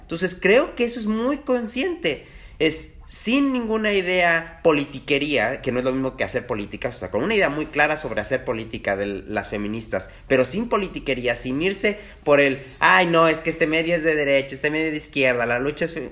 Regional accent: Mexico; moved away; Yo soy de México

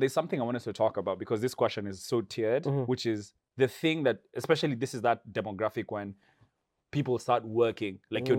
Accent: Meru, Meru County, Kenya; also born or lived in Nairobi; I come from Meru.

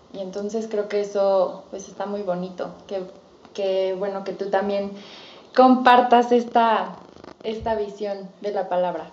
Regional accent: Mexico; como buena cultura mexicana

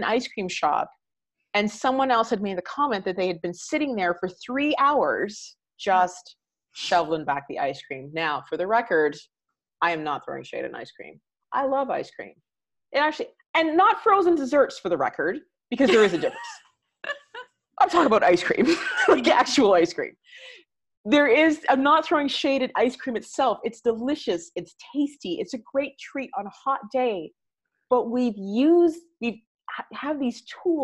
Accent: Canada; being Canadian

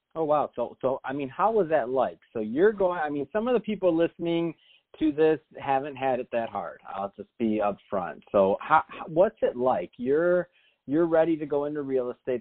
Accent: Detroit, Michigan, United States; moved away; Detroit, Michigan, uh, my hometown

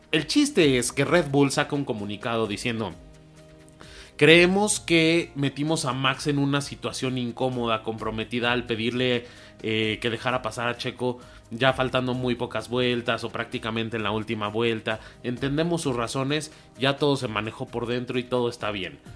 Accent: Mexico; nosotros como mexicanos

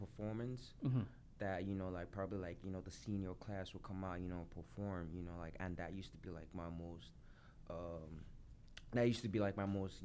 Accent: Lagos, Nigeria; moved away; also born or lived in United States; I grew up in Lagos, Nigeria

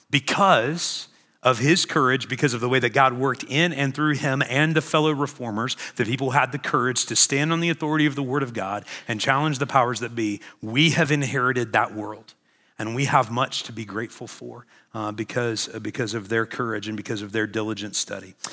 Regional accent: Illinois, United States; Uh, I'm from Illinois.

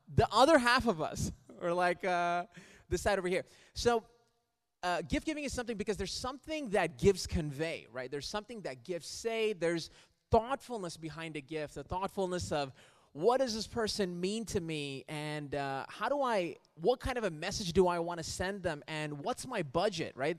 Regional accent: Riyadh, Riyadh Province, Saudi Arabia; moved away; I grew up in Riyadh in Saudi Arabia

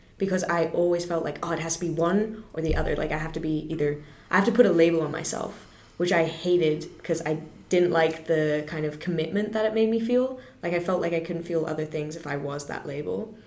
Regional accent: Singapore; I'm born and raised in Singapore my entire life

